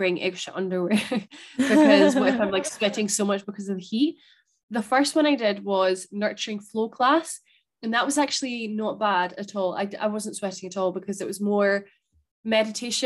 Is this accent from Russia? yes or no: no; Spain; now in Scotland, United Kingdom; thinking about Spain and growing up